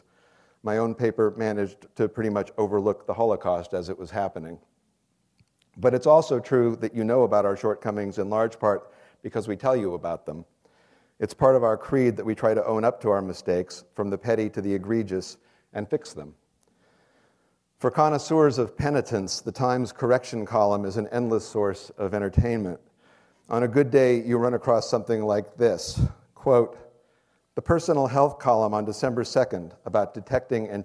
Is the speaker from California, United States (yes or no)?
yes; San Mateo, California, United States; moved away as an adult; also born or lived in Stanford, California; now in New York, United States; I was born here in the University Hospital, and I grew up in San Mateo, a few miles up the peninsula.